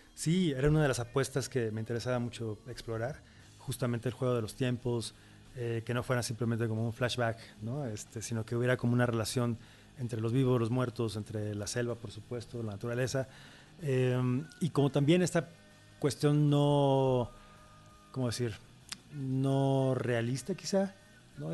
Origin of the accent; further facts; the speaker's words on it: Veracruz, Mexico; es Veracruz, es, mi tierra, es nuestra tierra